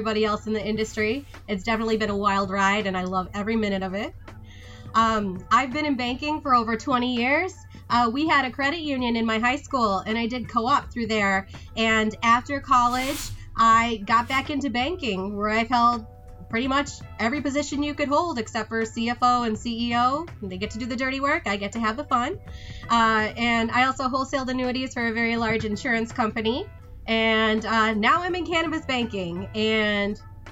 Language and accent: English; East Lansing, Michigan, United States; moved away as an adult; I was born in Michigan. I actually went to East Lansing High School